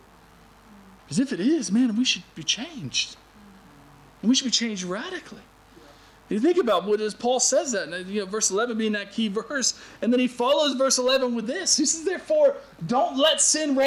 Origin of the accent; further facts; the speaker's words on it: United States; moved away; All my years, growing up in America